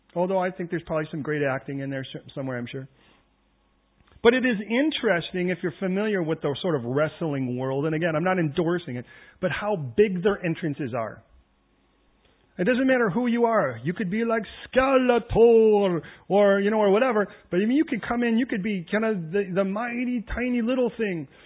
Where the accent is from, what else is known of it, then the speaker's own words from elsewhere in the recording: United States; I'm American